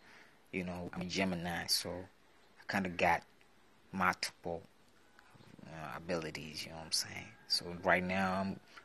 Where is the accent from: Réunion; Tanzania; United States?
Tanzania; I'm from Tanzania. We speak Swahili out here.